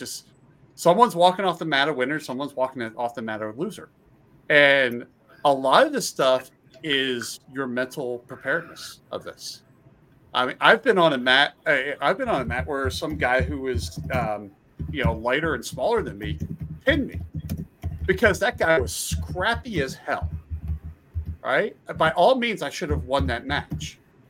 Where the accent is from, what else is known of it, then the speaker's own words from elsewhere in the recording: Pennsylvania, United States; I grew up in Pennsylvania. So Pennsylvania is a huge wrestling, you know, wrestling state.